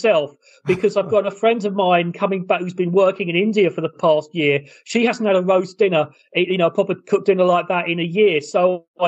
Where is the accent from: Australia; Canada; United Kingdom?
United Kingdom; England